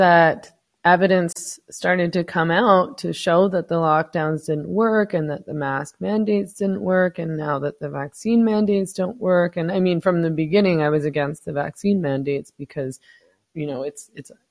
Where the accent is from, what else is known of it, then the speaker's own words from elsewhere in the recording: Vancouver, British Columbia, Canada; moved away as an adult; now in Mexico; I was born in Vancouver, so I lived there for 40 years